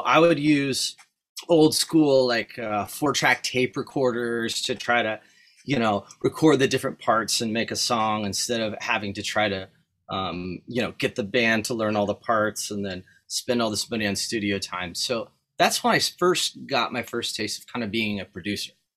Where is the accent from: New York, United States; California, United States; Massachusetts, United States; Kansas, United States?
California, United States; Lemon Grove; I grew up actually in Lemon Grove